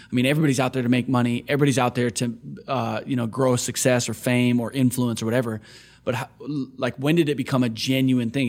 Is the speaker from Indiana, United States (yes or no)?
no; Onalaska, Wisconsin, United States; also born or lived in Kenosha, Wisconsin; I grew up in Wisconsin